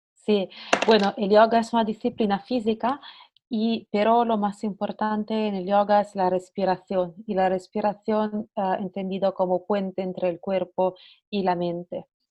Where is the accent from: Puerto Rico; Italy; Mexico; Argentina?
Italy; accent: Italian; Spanish is a second language; moved away as an adult; also born or lived in Barcelona, Spain; soy italiana, bueno, como podéis probablemente escuchar de mi acento